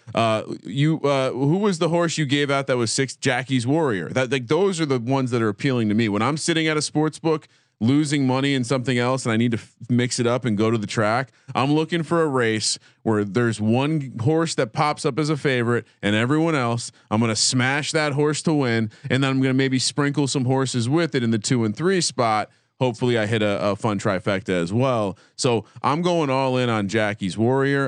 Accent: New Jersey, United States; growing up in Jersey

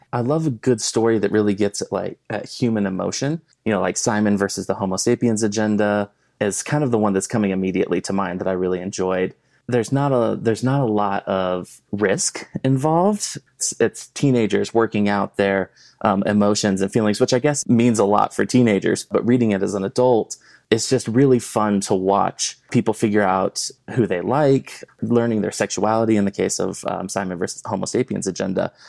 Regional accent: South Florida, United States; also born or lived in Kentucky / California; now in Colorado, United States; I grew up in South Florida

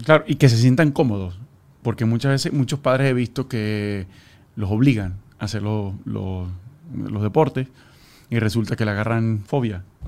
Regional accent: Maracaibo, Zulia, Venezuela; yo soy de Maracaibo.

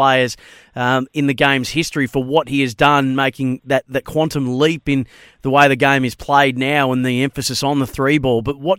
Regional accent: Bendigo, Victoria, Australia; a Dyson Daniels, who's from my hometown, Bendigo

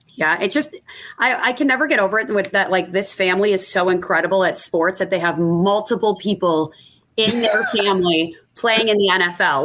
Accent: Buffalo, New York, United States; growing up in Buffalo

